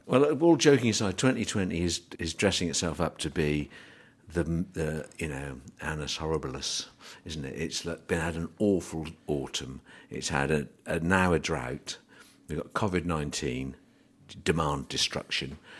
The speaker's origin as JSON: {"language": "English", "region": "England", "country": "United Kingdom", "said": "being an Englishman"}